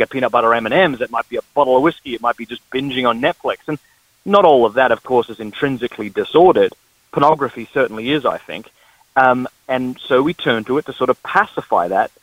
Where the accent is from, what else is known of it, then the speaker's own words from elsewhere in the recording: Australia; moved away; I'm from the Deep South, that is Australia